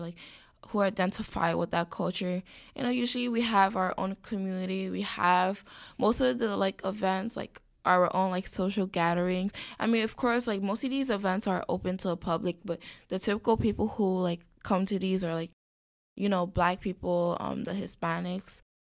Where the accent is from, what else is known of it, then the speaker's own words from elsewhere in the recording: New York City, New York, United States; moved away as an adult; also born or lived in Ithaca, New York; born and raised in the Bronx, elementary, middle, and high school in the Bronx.